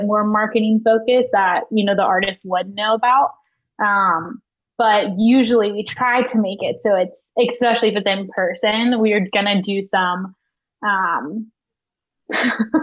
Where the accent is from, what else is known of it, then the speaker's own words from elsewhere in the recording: Nashville, Tennessee, United States; growing up in Nashville, being surrounded by music